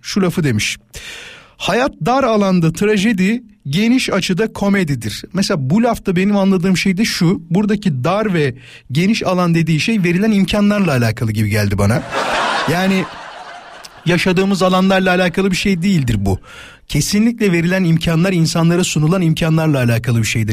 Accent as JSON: {"language": "Turkish", "region": "Istanbul", "country": "Turkey", "said": "İstanbulluyuz biz"}